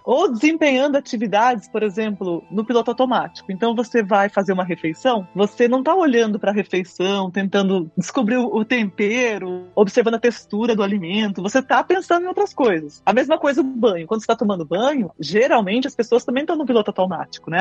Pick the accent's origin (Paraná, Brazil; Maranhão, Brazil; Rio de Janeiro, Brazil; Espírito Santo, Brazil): Paraná, Brazil; northern; Eu sou do norte do Paraná, a gente chama privada de patente